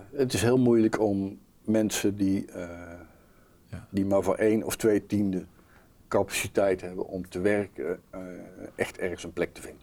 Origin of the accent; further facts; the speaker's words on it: Langstraat, North Brabant, Netherlands; moved away; ik ben van huis uit een Brabo